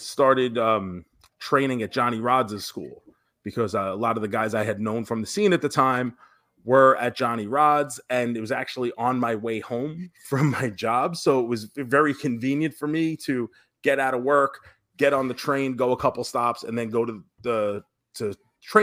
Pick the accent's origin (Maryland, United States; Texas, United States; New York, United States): New York, United States; now in Florida, United States; I grew up in New York